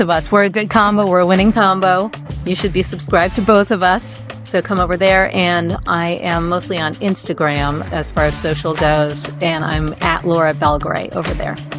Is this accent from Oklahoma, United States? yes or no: no; New York, United States; growing up in New York